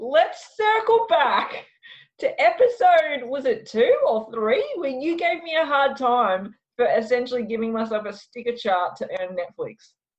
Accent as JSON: {"language": "English", "town": "Melbourne", "region": "Victoria", "country": "Australia", "tie": "born or raised there", "also_born_or_lived": "Albury", "moved": "yes", "lives_now": "Sydney, Australia", "said": "I grew up in Melbourne, and I'm like, oh, and then lived in Albury for 12 years"}